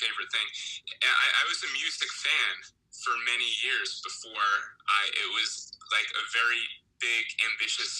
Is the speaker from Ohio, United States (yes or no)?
no; New Jersey, United States; I grew up in New Jersey